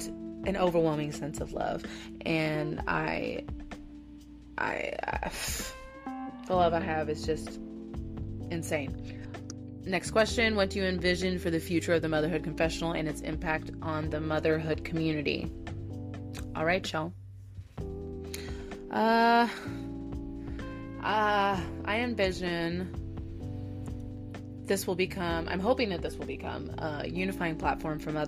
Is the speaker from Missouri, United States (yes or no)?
yes; Southern Missouri, United States; my hometown in Southern Missouri